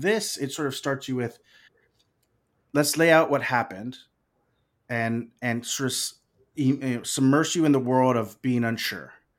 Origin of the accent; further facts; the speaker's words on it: Corpus Christi, Texas, United States; they shot The Legend of Billie Jean in my hometown